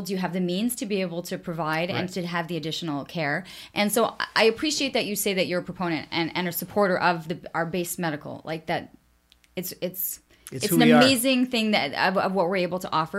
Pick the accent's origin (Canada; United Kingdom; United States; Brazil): Canada; now in Ottawa, Canada; being Canadian